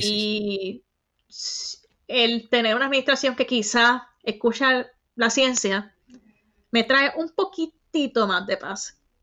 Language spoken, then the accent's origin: Spanish; Bayamón, Puerto Rico; moved away as an adult; now in United States; Soy del pueblo de Bayamón